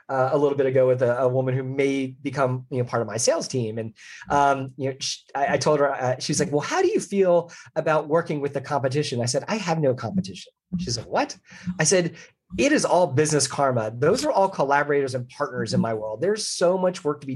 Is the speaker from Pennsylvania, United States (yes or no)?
yes; Philadelphia, Pennsylvania, United States; I grew up in the Philadelphia area